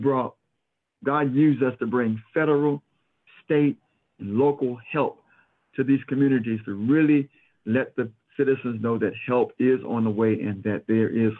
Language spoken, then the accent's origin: English; Jacksonville, United States; moved away; I'm from Jacksonville, and I remember the YMCA just growing up